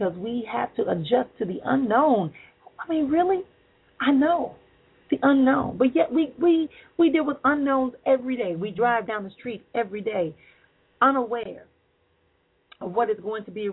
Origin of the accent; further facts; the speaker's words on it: Milwaukee, Wisconsin, United States; my hometown where I was at, Milwaukee, Wisconsin